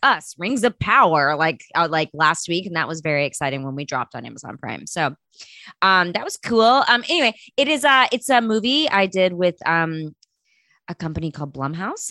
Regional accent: Texas, United States; I grew up in Texas

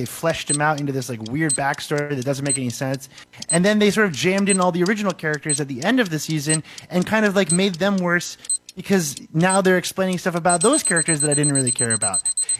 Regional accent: Massachusetts, United States; I'm from Massachusetts.

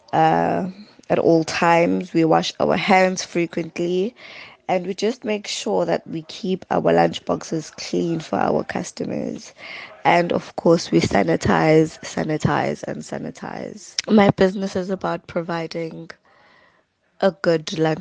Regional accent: Adams, KwaZulu-Natal, South Africa; also born or lived in Umlazi; I'm from Umlazi, but I grew up in Adams

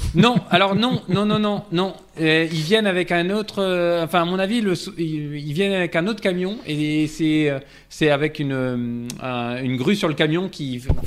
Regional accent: France; je, parlais en tant que français

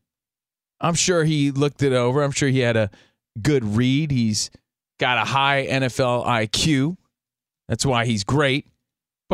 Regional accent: East Coast, United States; moved away; being from the East Coast

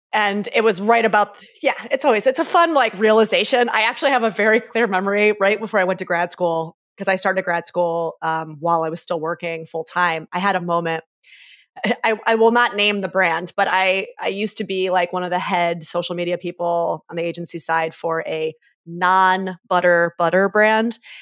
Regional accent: Syracuse, New York, United States; moved away as an adult; Grew up in upstate New York, mostly from, like, six years old on

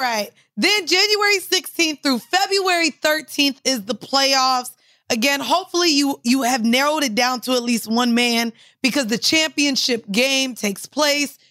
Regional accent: Orlando, Florida, United States; I'm from Orlando

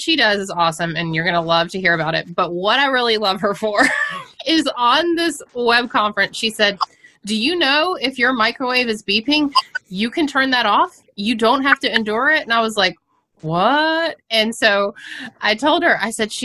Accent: the South, United States; moved away as an adult; now in Sudbury, United States; I'm from the South.

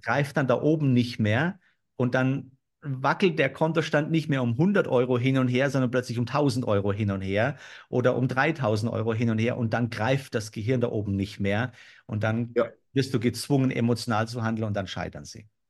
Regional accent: Germany; bei uns in Deutschland

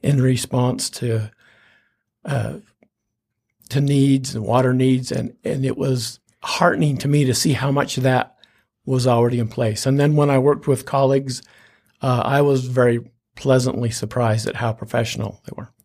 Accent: Wasatch Front, Utah, United States; also born or lived in Ephraim, Utah; I grew up along the Wasatch Front

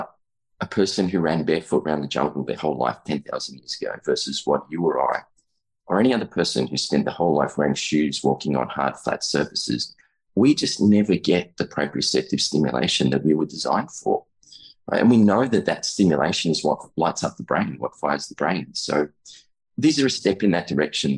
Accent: Australia; I'm an Australian chiropractor, about 20 years in practice there

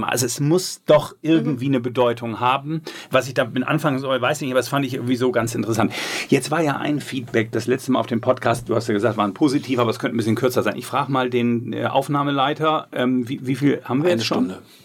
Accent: Bremen, Germany; Mein Maßstab, ich bin ja Bremer, ist die Bremer Stadthalle.

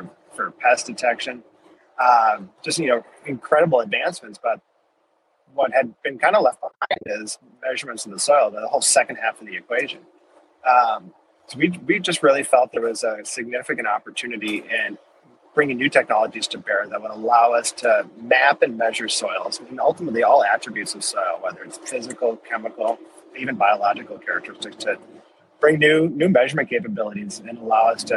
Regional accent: Minnesota, United States; I'm originally from Minnesota

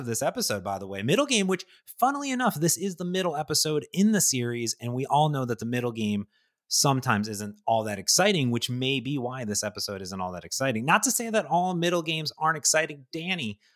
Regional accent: Ohio, United States; I grew up in Ohio

